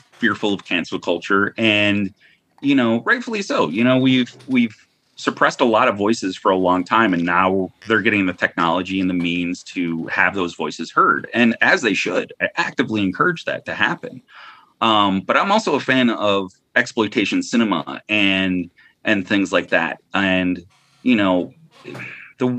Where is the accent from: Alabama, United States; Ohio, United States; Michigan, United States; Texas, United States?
Ohio, United States; Lorain; also born or lived in New York, United States; I'm from Lorraine, from Cleveland.